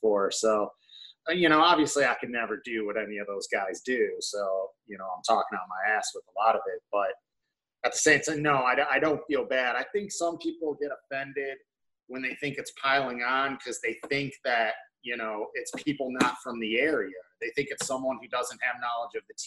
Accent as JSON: {"language": "English", "town": "Warren", "region": "Michigan", "country": "United States", "tie": "born or raised there", "moved": "as an adult", "said": "I grew up in Warren, Michigan"}